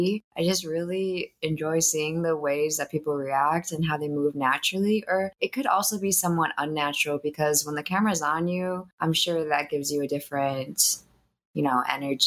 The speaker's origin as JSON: {"language": "English", "country": "United States"}